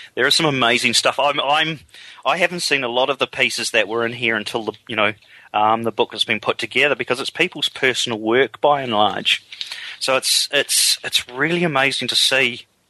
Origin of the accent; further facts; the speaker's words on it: England, United Kingdom; now in New Zealand; I'm actually from England